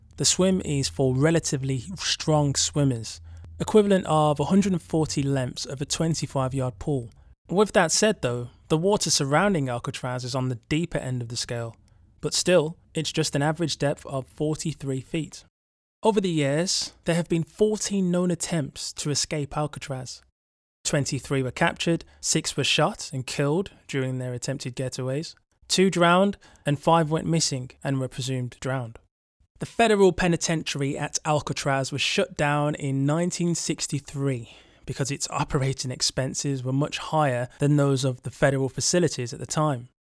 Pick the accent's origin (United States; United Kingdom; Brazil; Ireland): United Kingdom; England; They could tell I was from England